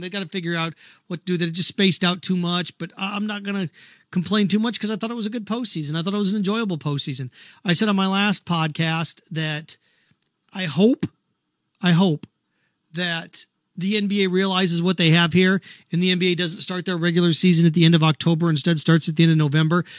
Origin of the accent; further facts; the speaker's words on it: Indiana, United States; I grew up in Indiana, grew up a Notre Dame fan